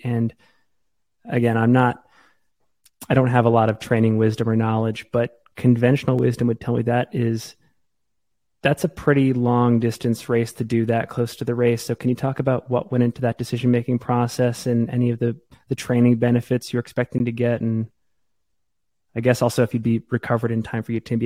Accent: Maine, United States; now in Salt Lake City, United States; I, I, grew up in Maine.

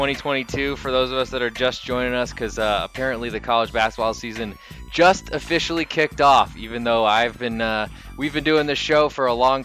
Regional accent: East Providence, Rhode Island, United States; moved away; I grew up in East Providence

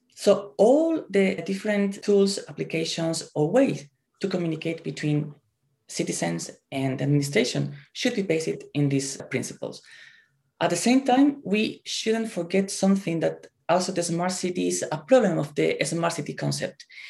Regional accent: Spain; moved away as an adult; now in Japan; I'm originally from Spain. I came here to, to Japan one year and a half ago

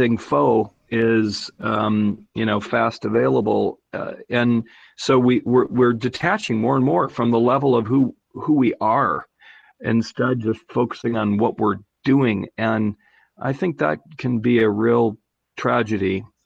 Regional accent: North Carolina, United States; we're both from North Carolina

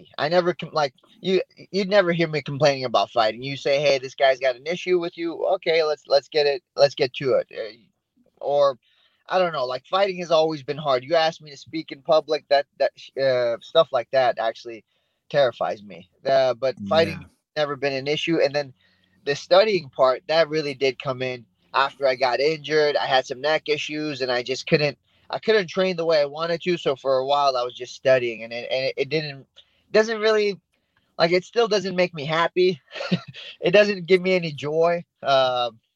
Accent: Yorba Linda, California, United States; also born or lived in Iran; now in Placentia, United States; I pretty much lived in Yorba Linda ever since, so about 20 years in Yorba Linda

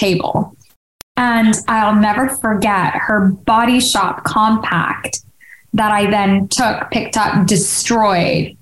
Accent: Hong Kong; now in United Kingdom; Growing up in Hong Kong

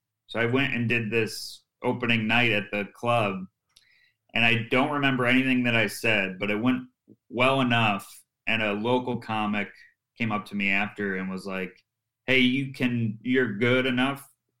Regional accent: Syracuse, New York, United States; And then a club opened in my hometown, Syracuse Funny Bone.

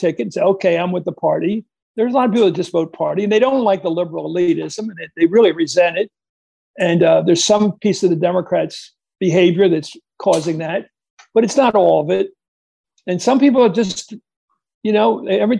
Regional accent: Pennsylvania, United States; when I was growing up in Pennsylvania

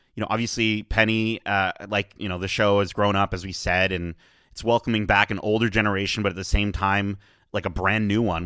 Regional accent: Canada; as a Canadian

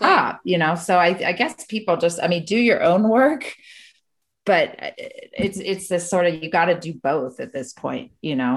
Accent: Spartanburg, South Carolina, United States; I grew up in Spartanburg

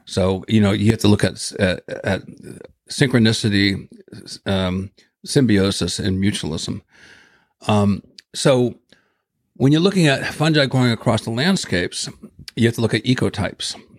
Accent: Ohio, United States; moved away; I grew up in Ohio

